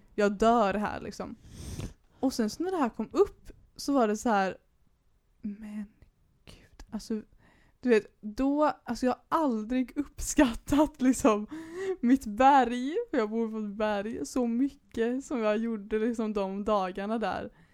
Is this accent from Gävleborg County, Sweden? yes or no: no; Majorna, Högsbohöjd, Västra Götaland, Sweden; also born or lived in Bokenäs; vi bodde i Majorna när, vi var, när jag var liten liksom. Sen så råkade vi bara hamna på Högsbohöjd för att vi flyttade hem från Bokenäs